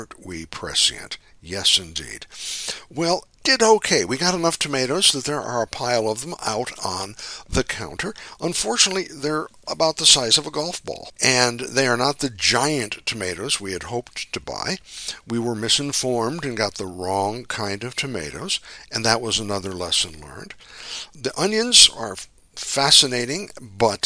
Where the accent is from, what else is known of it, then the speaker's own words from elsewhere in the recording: Midwest, United States; now in California, United States; I grew up in the Midwest